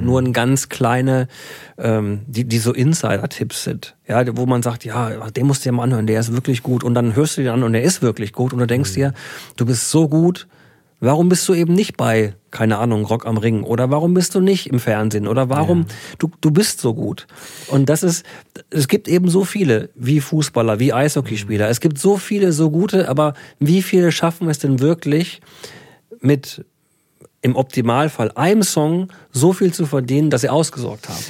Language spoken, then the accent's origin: German; Würzburg, Bavaria, Germany; now in Iserlohn, Germany; ich bin ein gebürtiger Bayer